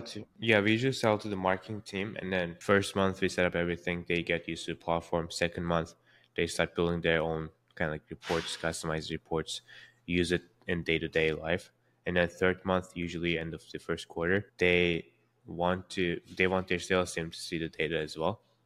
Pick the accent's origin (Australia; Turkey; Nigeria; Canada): Turkey; Istanbul; born or raised there; now in San Francisco, United States